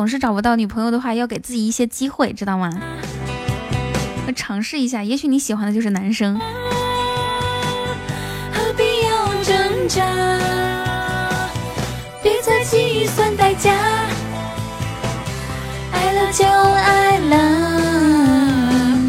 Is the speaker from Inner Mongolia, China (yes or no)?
yes; Inner Mongolia, China; now in Shanghai, China; 哪里的美女？我是内蒙古人，在上海。想听我说内蒙古话吗？